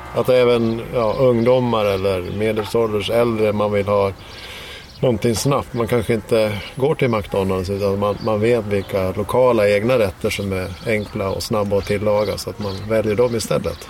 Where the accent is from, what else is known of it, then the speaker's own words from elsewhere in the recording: Dalarna County, Sweden; i Dalarna där jag kommer ifrån